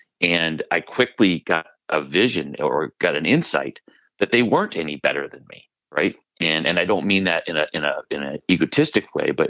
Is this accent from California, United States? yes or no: no; Maine, United States; moved away; my being from a small town, being from Maine